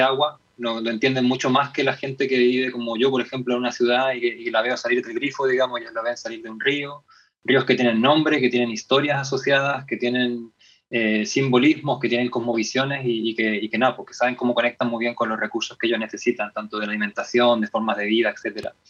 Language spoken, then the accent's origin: Spanish; Chile; como chilenos y chilenas